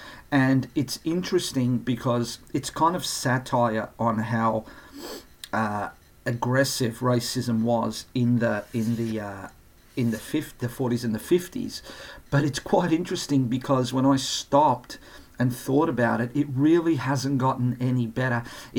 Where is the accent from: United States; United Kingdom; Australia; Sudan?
Australia; accent: ocker; I wasn't born in Australia. I was born in Europe. But a lot of people think that I was born here because I talk a bit ocker.